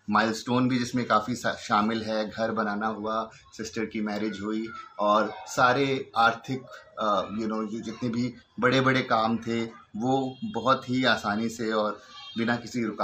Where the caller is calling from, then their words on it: Delhi, India; और मैं नॉर्थ दिल्ली से बात कर रहा हूँ